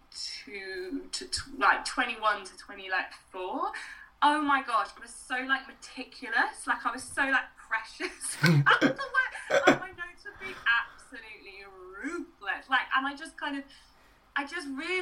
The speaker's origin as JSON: {"language": "English", "region": "Wales", "country": "United Kingdom", "said": "a Welsh woman from a rural community"}